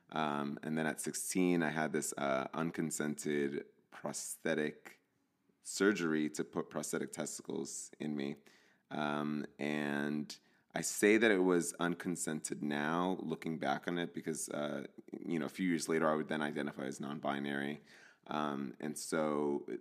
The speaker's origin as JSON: {"language": "English", "region": "New Jersey", "country": "United States", "tie": "born or raised there", "also_born_or_lived": "California", "moved": "as an adult", "said": "I grew up in New Jersey in a Latino household. My parents are from El Salvador"}